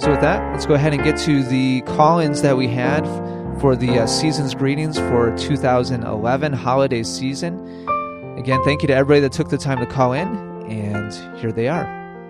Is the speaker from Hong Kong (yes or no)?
no; Spain; moved away as an adult; now in Bernardsville, United States; I am from Spain. I am working here